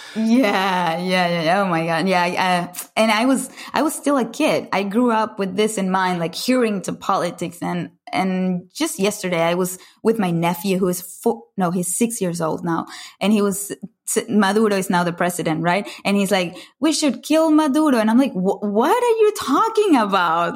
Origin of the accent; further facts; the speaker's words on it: Caracas, Capital District, Venezuela; moved away as an adult; I grew up in Caracas, Venezuela, in Latin America. Uh, for the for the first 19 years of my life, I lived there